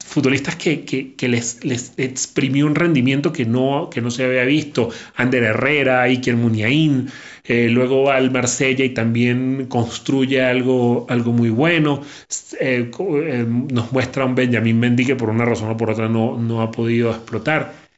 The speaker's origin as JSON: {"language": "Spanish", "country": "Venezuela", "said": "los que somos venezolanos"}